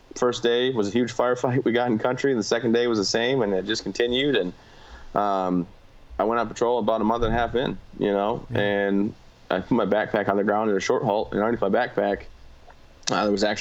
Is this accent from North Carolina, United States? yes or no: no; Michigan, United States; now in Maine, United States; I'm from a small town in Michigan, grew up playing football and baseball and basketball